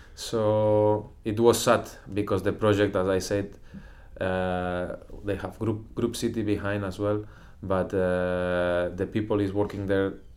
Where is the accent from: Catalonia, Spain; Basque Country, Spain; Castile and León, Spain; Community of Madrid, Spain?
Catalonia, Spain; Lloret de Mar; English is a second language; also born or lived in Girona; I'm from Lloret de Mar